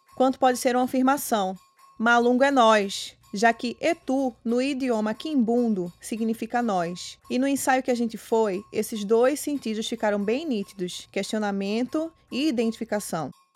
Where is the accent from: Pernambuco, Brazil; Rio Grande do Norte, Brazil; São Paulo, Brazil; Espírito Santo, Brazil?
Pernambuco, Brazil; Pernambuco, minha terra com seus frevos